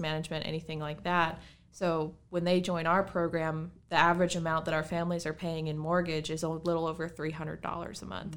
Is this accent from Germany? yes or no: no; Bridgewater, Virginia, United States; I'm from here, actually. I grew up in Bridgewater.